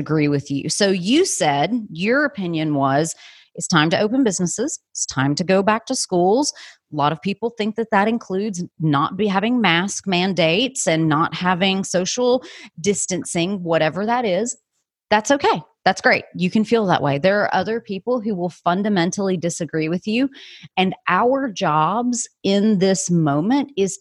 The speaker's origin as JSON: {"language": "English", "country": "United States", "said": "I, as an American"}